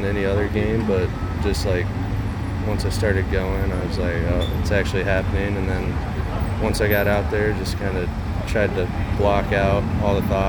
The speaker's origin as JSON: {"language": "English", "area": "near Des Moines", "region": "Iowa", "country": "United States", "tie": "born or raised there", "said": "I grew up in Iowa, just like 15 minutes outside Des Moines."}